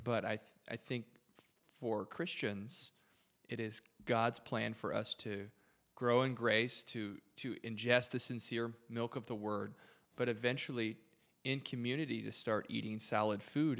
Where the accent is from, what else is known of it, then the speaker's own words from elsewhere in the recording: about twenty-five minutes from Windsor, Michigan, United States; I grew up about twenty-five minutes from the border, uh, shout out Windsor, Canada